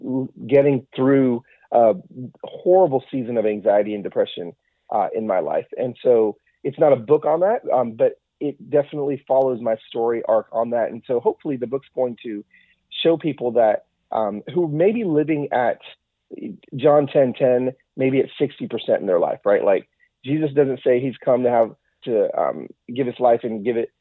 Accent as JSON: {"language": "English", "region": "Southern California", "country": "United States", "also_born_or_lived": "Atlanta", "moved": "as an adult", "lives_now": "Nashville, United States", "said": "we're from Southern California, all our family's there"}